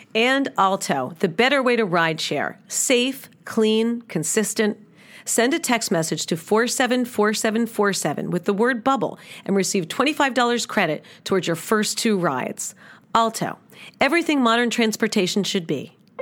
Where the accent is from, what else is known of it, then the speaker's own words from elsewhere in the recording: New York City, New York, United States; moved away; I grew up in New York City.